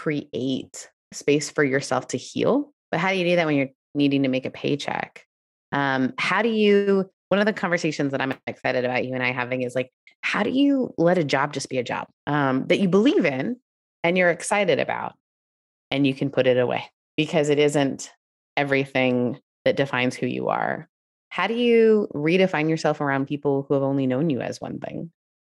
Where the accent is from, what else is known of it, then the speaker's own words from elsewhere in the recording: Canada; also born or lived in United Kingdom; if you know me, I'm Canadian and British. We don't raise our voices.